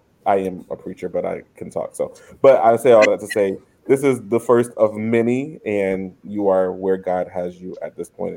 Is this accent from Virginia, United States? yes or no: yes; Virginia, United States; I'm from Virginia